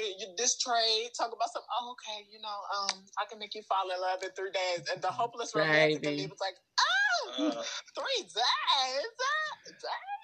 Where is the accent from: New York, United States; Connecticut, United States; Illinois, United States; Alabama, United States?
Illinois, United States; Chicago; now in San Diego, United States; I'm from Chicago, but I live in San Diego.